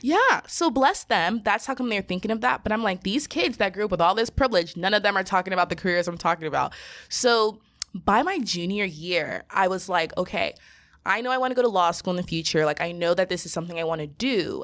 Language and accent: English; Southern California, United States; being from Southern California and being raised by Nigerian parents